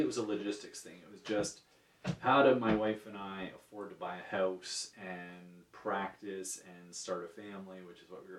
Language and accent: English; Ajax, Ontario, Canada; also born or lived in Guelph, Ontario; I grew up in Ajax